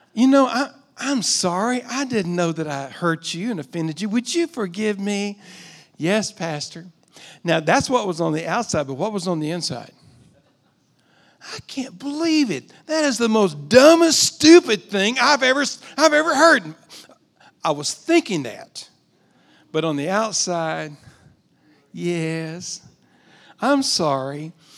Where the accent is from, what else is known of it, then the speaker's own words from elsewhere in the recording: United States; also born or lived in Texas / Oklahoma; I grew up in Texas and Oklahoma.